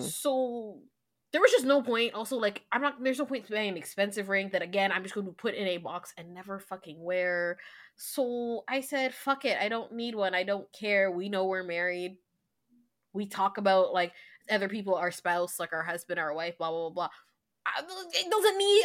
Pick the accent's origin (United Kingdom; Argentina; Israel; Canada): Canada; we're Canadian